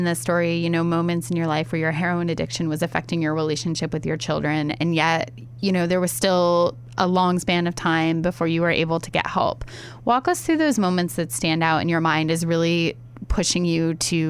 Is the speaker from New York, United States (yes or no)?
no; Findlay, Ohio, United States; I grew up in Ohio. Yeah? Yeah. That? Northwest Ohio in Findlay.